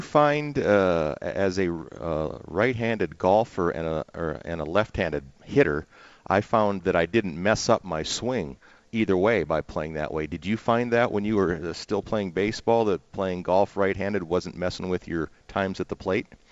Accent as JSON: {"language": "English", "region": "Minnesota", "country": "United States", "tie": "born or raised there", "said": "growing up in Minnesota"}